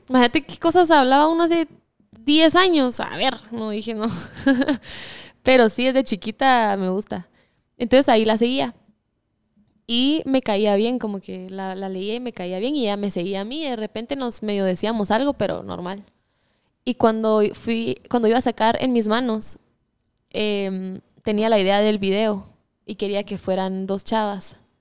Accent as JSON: {"language": "Spanish", "country": "Guatemala", "tie": "born or raised there"}